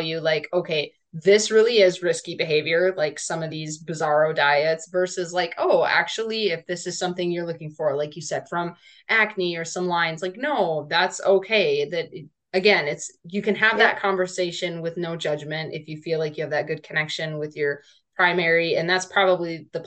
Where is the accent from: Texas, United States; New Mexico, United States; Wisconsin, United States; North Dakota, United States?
North Dakota, United States; we grew up in North Dakota.